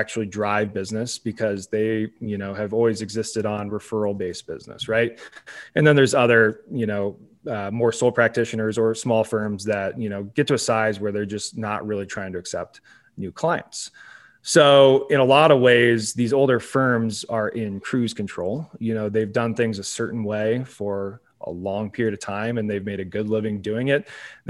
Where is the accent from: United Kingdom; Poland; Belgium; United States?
United States; Salem, Oregon; So I grew up in Salem, Oregon, which is on more people's radars than it has been in the past because of the wildfires that are going on up there.